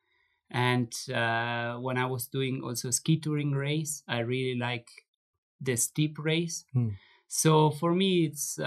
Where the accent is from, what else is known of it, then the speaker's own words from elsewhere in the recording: Merano, Trentino-Alto Adige, Italy; in Merano, I have in my hometown, I have a trainer which is working with me